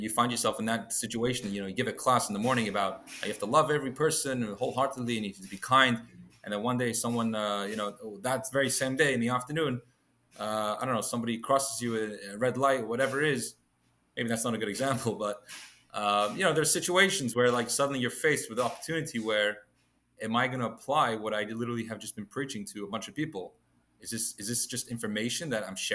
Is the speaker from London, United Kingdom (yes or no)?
yes; London, United Kingdom; moved away; I was born and raised in London, in England. Accent's still a little bit there, I think.